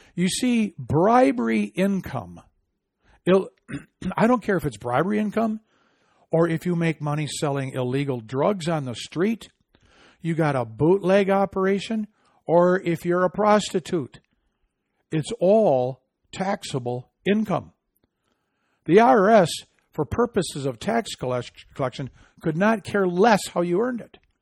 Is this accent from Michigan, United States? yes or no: yes; Michigan, United States; my home state of Michigan